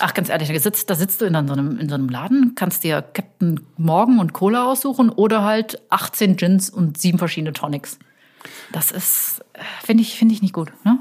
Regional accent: Cologne, North Rhine-Westphalia, Germany; als Kölner

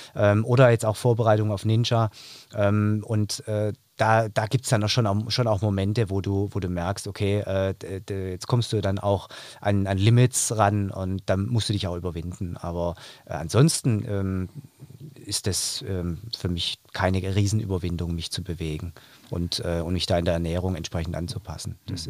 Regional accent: Stuttgart, Baden-Württemberg, Germany; ich komme aus Stuttgart, aus dem Raum Stuttgart, bin eben angereist

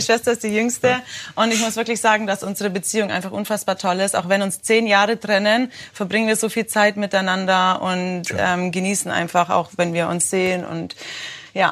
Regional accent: Germany; ich bin Deutsche

